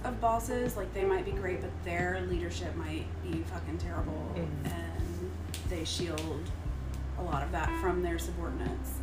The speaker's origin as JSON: {"language": "English", "region": "Tennessee", "country": "United States", "moved": "yes", "said": "I'm from Tennessee"}